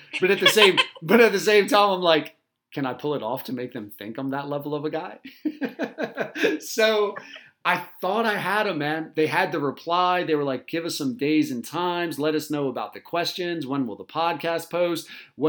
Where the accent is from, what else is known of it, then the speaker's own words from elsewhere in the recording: Delaware, United States; I'm from Delaware, right?